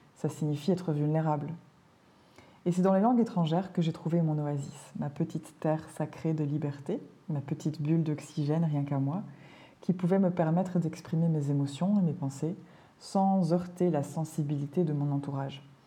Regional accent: Belgium; Je suis née en Belgique, un petit pays au cœur de l'Europe, dans lequel on parle trois langues. Et j'ai été adoptée par une famille italienne qui avait émigré en Belgique dans les années 60. Donc j'ai grandi dans un environnement complètement multilingue

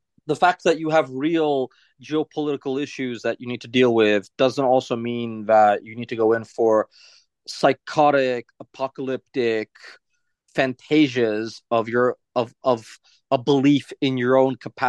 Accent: New York City, New York, United States; moved away; as a kid growing up in New York as a teenager

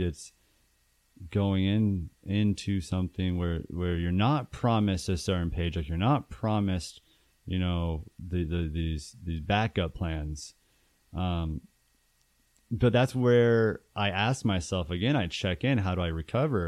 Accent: Tucson, Arizona, United States; moved away as an adult; also born or lived in Phoenix, Arizona; I'm from Tucson, Arizona

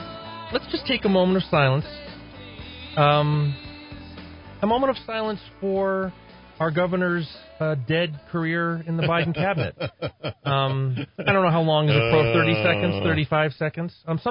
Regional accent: Northeast, United States; now in New Mexico, United States; I'm from the Northeast

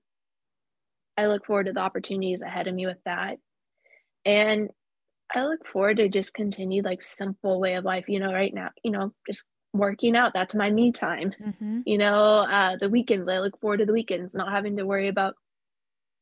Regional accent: Tulsa, Oklahoma, United States; here in my hometown

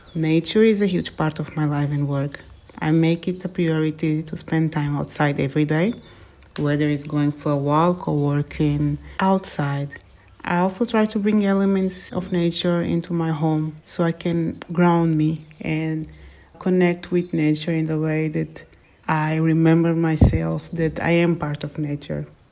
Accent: Portugal; also born or lived in Angola; my family moved to Portugal during the Angolan Civil War when I was six years old

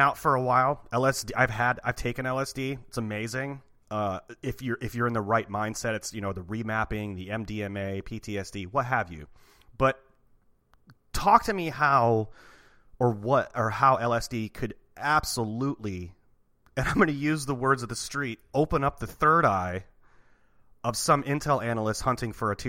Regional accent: Portland, United States; I am from Portland

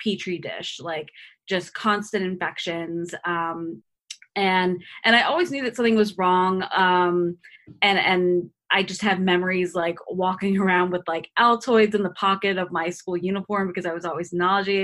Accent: Boca Raton, Florida, United States; I grew up in Boca Raton, which is, you know, kind of an affluent city

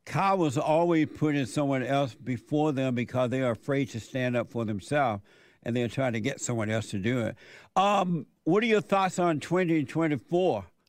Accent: Alabama, United States; born or raised there

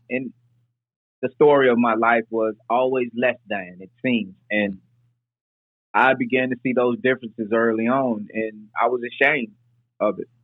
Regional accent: Nashville, Tennessee, United States; we moved from South Nashville uh, to Northeast Nashville.

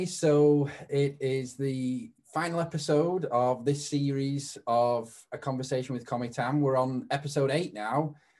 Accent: United Kingdom; accent: British; My British accent

